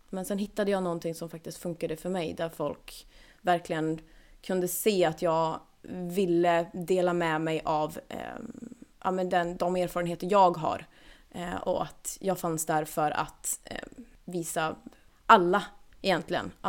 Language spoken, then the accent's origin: Swedish; Norrland, Sweden; Alltså vet, som sagt, jag är från Norrland. Mina föräldrar älskar surströmming.